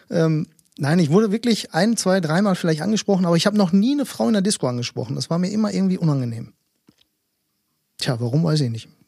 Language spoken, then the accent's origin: German; Greece; Grieche, mehr sage ich da nicht zu.